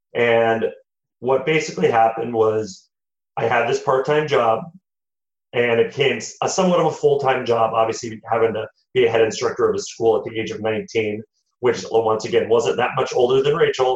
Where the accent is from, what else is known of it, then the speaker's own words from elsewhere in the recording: United States; I am the first one of both sides of my uh, parents' families that have been born in the United States